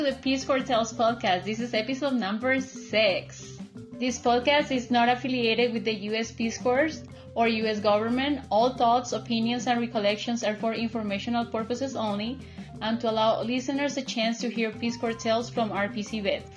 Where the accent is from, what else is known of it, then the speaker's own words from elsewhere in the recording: Colombia; moved away; I was coming back home. I, my social group was very, very small here in my home country